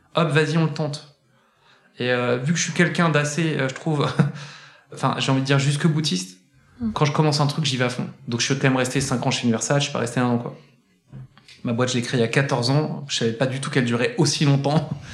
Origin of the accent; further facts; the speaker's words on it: Saint-Étienne, Auvergne-Rhône-Alpes, France; moved away as an adult; now in Paris, France; je suis né, je suis né sur notre belle et magnifique terre verte et charbonneuse de, Saint-Étienne. Euh, il y a quelques années maintenant quand même. Et j'ai grandi